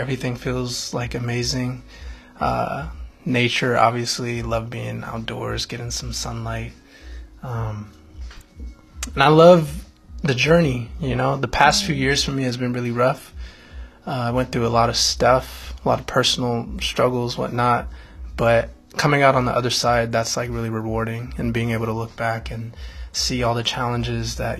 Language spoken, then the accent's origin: English; Fremont, California, United States; also born or lived in Pasadena, California; now in Los Angeles, United States; I grew up in the Bay Area, California, small city called Fremont. Moved out of Fremont when I was 18